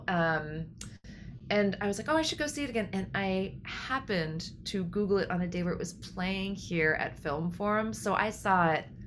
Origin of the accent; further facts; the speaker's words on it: New Mexico, United States; I grew up in New Mexico